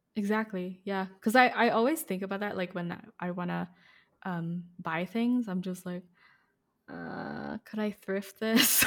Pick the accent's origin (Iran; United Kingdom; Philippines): Philippines; moved away; when I was growing up in the Philippines